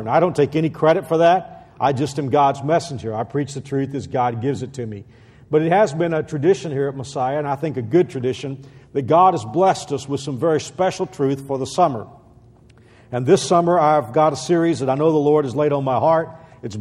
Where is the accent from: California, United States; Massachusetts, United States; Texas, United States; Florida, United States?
Texas, United States; moved away as an adult; I'm born and bred a Texan